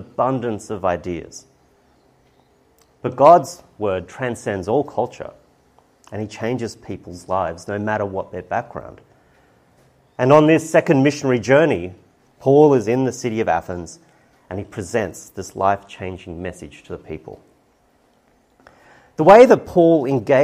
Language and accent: English; Brisbane, Queensland, Australia; now in South Australia, Australia; I was brought up and born in Brisbane